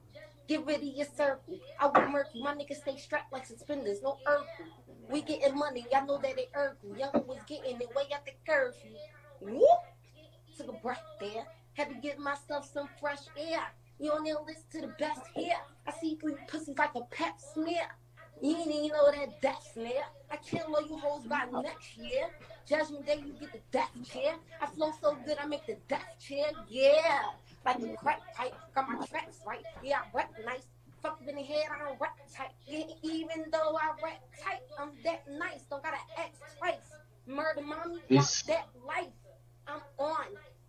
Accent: Philadelphia, Pennsylvania, United States; You know, I'm from Philly.

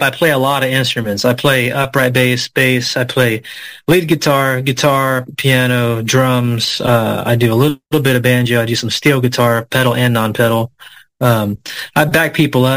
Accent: Indiana, United States; moved away as an adult; also born or lived in Alpine, Texas; I was born in Indiana, but my music roots are very Texan

